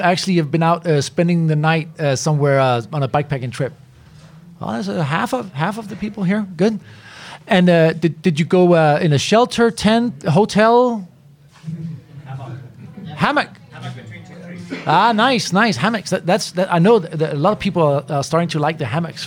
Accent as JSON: {"language": "English", "country": "Denmark", "said": "I'm, I'm from Denmark"}